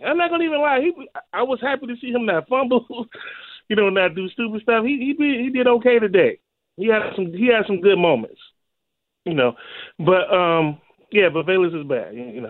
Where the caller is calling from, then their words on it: Chicago, Illinois, United States; Chicago, man. Rosemore neighborhood near Pullman.